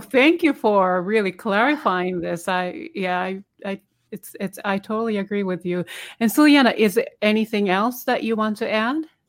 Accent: Japan; English is a second language; moved away as an adult; now in United States; this is my, obviously my second language. And then for twenty years, I couldn't speak because the way they teach you, uh, English language in Japan

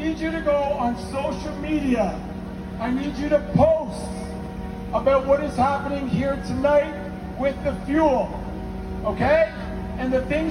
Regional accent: Canada; I'm Canadian.

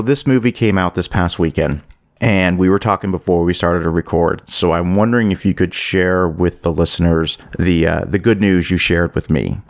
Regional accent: Ocala, Florida, United States; here in my hometown of Ocala, Florida

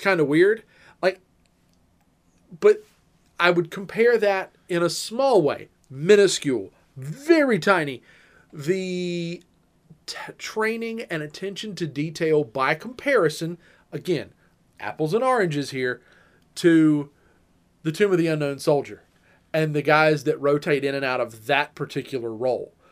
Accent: United States; I am an American.

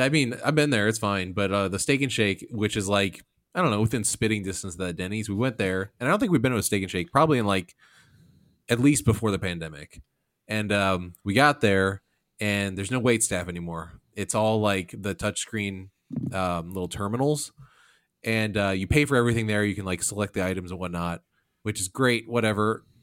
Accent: Illinois, United States; we're all from the Midwest, from Illinois

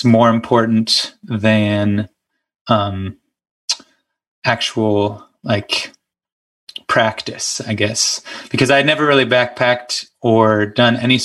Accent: Moon, Pennsylvania, United States; also born or lived in Bluffton, Ohio; I grew up in Moon, which is right outside of Pittsburgh

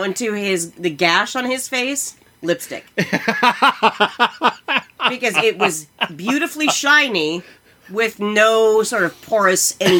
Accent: Iowa, United States; we are from Iowa.

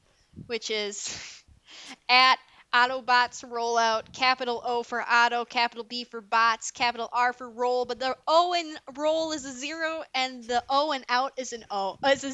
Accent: Wisconsin, United States; I'm from Wisconsin

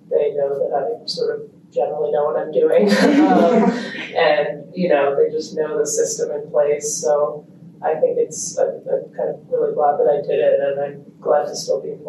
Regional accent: Italy; born there; also born or lived in Australia / United States / Kenya; I was born in Italy.

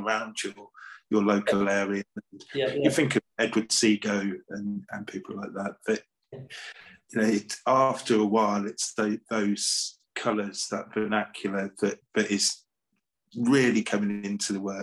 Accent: Lincolnshire, East Midlands, United Kingdom; also born or lived in Cornwall / London; now in Norfolk, United Kingdom; I've lived all over the place, Cornwall, grew up in Lincolnshire

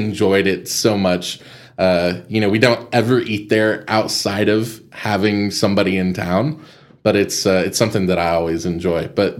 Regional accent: Amarillo, Texas, United States; also born or lived in Las Vegas; I grew up in Estacado

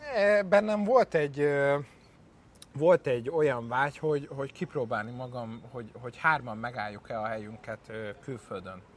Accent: Hungary; Magyar vagyok

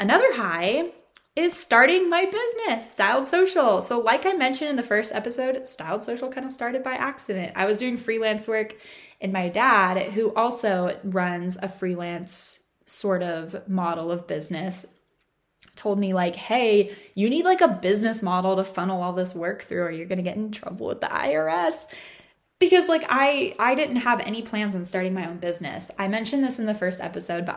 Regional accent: Orange County, California, United States; moved away as an adult; also born or lived in San Diego; I had my parents in Orange County. And it was really nice to kind of like have a stake in my hometown

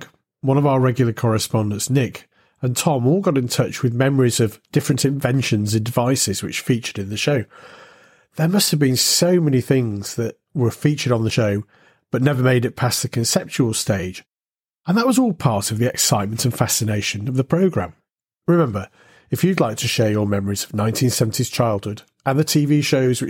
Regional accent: United Kingdom; growing up in Britain during the 1970s

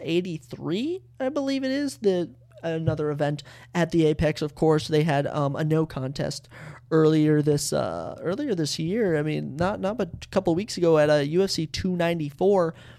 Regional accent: Lino Lakes, Minnesota, United States; also born or lived in Mankato, Minnesota; I am from Lionel Lakes, Minnesota

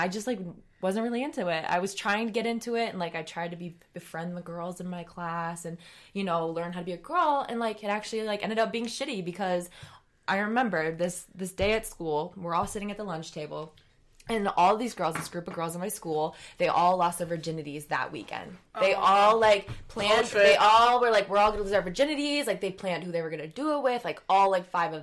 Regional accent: a very small town in Wisconsin, United States; also born or lived in Chicago, Illinois; I was born in Chicago. My family decided to get away from the city and raise us away from the city. So we moved when I was 9 to a very small town in Wisconsin

